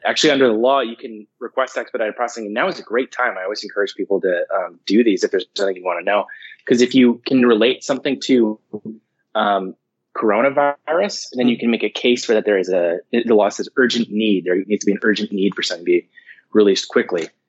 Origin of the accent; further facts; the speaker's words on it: Livermore, California, United States; I grew up in Livermore